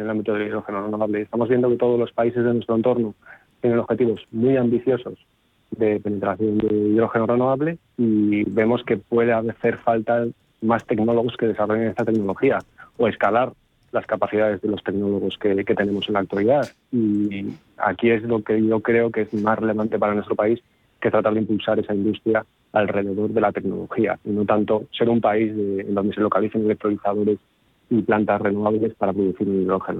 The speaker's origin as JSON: {"language": "Spanish", "town": "León", "region": "Castile and León", "country": "Spain", "said": "provengo de cuenca minera. Soy de León."}